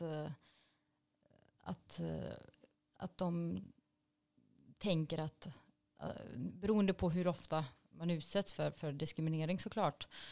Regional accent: Gothenburg, Västra Götaland, Sweden; när jag växte upp i Angered

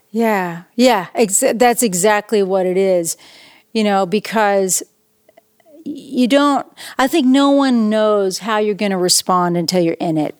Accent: East Tennessee, United States; also born or lived in Knoxville, Tennessee / Nashville, Tennessee; I grew up in East Tennessee

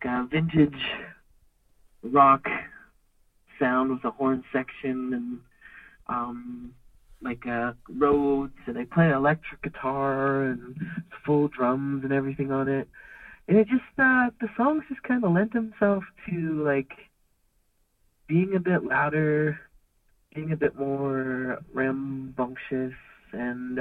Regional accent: Durham, Ontario, Canada; moved away as an adult; also born or lived in Hanover, Ontario / Kitchener-Waterloo; I was born in Durham and I grew up kind of on Mulock Road a lot and went to school in Desbro and also in Hanover at John Diefenbaker, and yeah, that's where I'm from

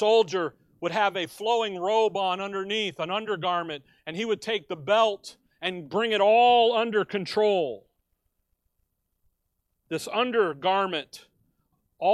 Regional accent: Chicago, Illinois, United States; Growing up in Chicago, we would be downtown

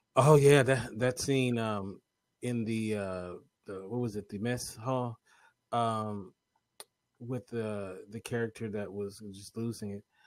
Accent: United States; I'm an American

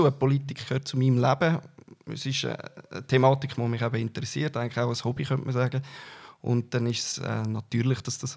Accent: Altdorf, Uri, Switzerland; Ich bin äh, in Altdorf da geboren und aufgewachsen.

